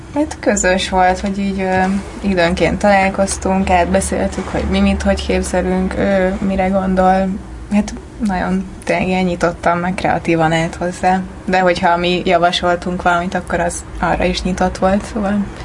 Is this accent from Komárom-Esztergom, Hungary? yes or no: no; Celldömölk, Vas, Hungary; moved away as an adult; now in Budapest, Hungary; én Celdömölki vagyok